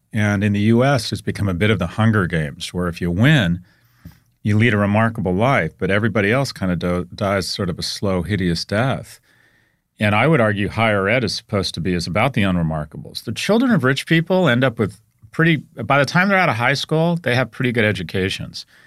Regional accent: United States; I'm an American

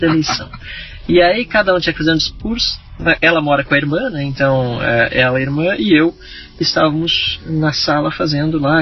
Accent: Dois Irmãos, Rio Grande do Sul, Brazil; moved away as an adult; also born or lived in São Leopoldo / Porto Alegre; eu nasci em São Leopoldo, que é a cidade a 30 quilômetros de Dois Irmãos, mas sempre morei em Dois Irmãos, uhum. fui criado lá, estudei lá

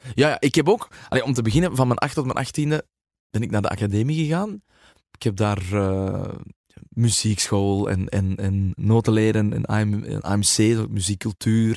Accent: Flanders, Belgium; wij als Vlamingen

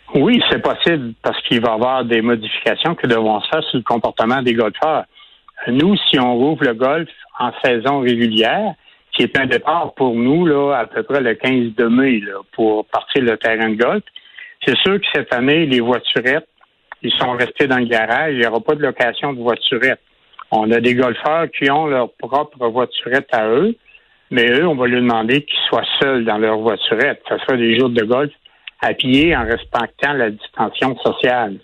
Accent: Quebec City, Quebec, Canada; je viens de Québec

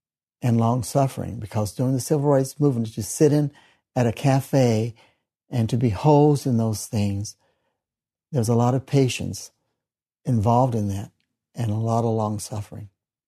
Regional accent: Kansas City, Missouri, United States; I was born in Kansas City, Missouri. I've been a member of the church for 46 years.

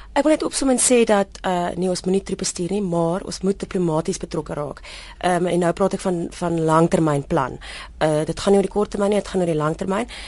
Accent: South Africa; also born or lived in Kenya; Ons land se naam is Suid-Afrika

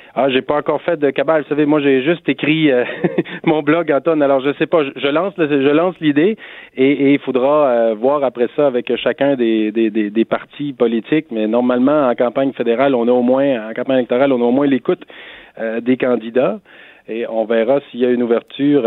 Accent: Gaspésie, Quebec, Canada; quand on est gaspésien

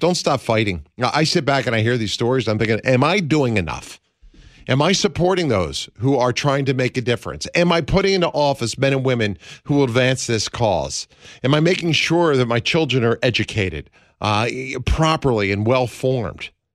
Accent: Pennsylvania, United States; moved away; this is my home state, I'm a son of Pennsylvania, I was born and raised in the land of William Penn

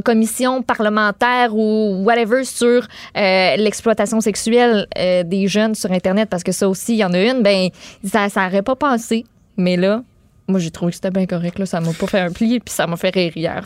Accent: Quebec City, Quebec, Canada; moved away; je viens de Québec, j'ai beaucoup d'amis à Québec

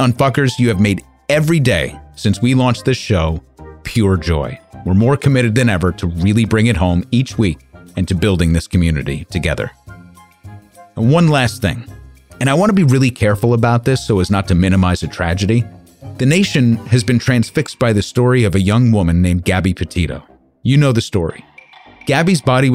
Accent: United States; being an American

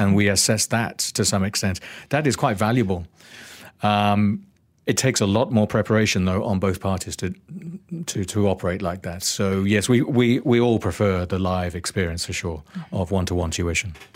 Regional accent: Northampton, East Midlands, United Kingdom; now in Malaysia; growing up in Northampton

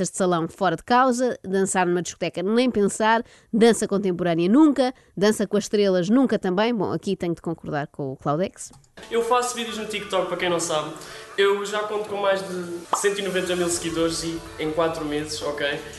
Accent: Lisbon, Portugal; tenho 21 anos, vim de Lisboa.

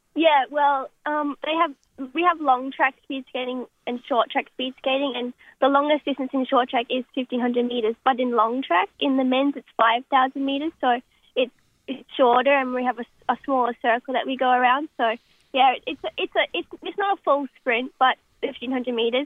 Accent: Brisbane, Queensland, Australia; I'm from Brisbane, and in Brisbane itself, we have two ice rinks in Acacia Ridge and Boondall

